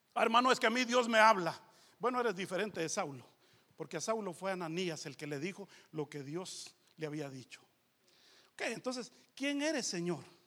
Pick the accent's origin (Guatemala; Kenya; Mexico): Guatemala; moved away; also born or lived in Los Angeles, United States